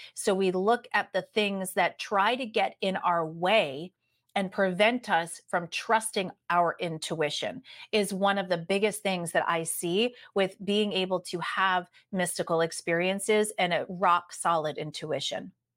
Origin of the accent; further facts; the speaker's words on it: East Coast of the United States, United States; moved away as an adult; also born or lived in San Diego, California; I am originally from the East Coast of the United States